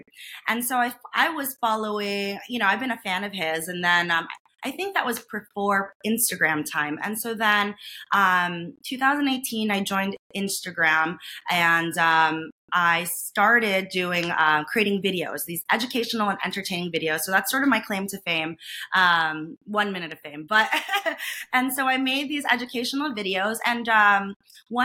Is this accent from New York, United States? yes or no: yes; New York, United States; moved away as an adult; also born or lived in Boston, Massachusetts; now in Las Vegas, United States; I'm originally from New York